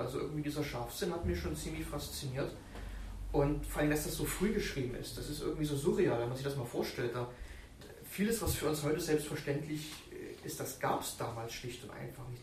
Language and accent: German; Berlin, Germany; accent: Berlin; Ich habe manchmal so einen berlinerischen Akzent drauf. Und ich komme ja auch aus Deutschland